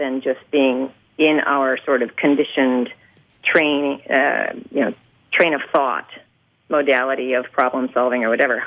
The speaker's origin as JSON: {"language": "English", "country": "United States", "said": "as an American going and living overseas, for the first time I was really able to understand what it meant to be an American"}